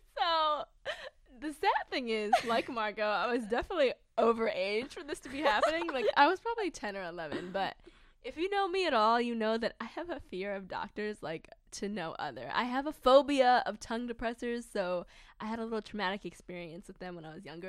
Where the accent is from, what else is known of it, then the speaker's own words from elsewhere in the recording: Baltimore, Maryland, United States; I was born and raised in Baltimore, Maryland